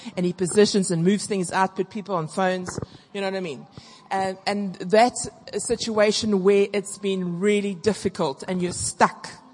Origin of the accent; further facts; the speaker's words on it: South Africa; now I'm really South African